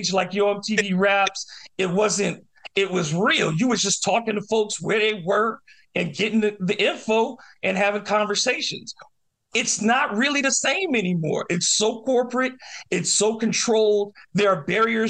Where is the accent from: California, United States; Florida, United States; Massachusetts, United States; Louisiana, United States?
Louisiana, United States; New Orleans; I remember growing up in New Orleans and hearing New York hip hop late at night in New Orleans